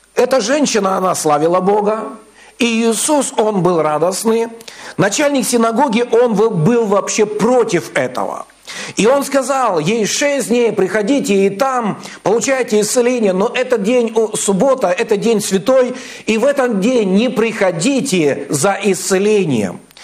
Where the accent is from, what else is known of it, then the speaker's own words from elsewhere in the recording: Kazakhstan; now in Vladivostok, Russia; я сам родился в Казахстане, вырос там, вот, и в 98 году мы переехали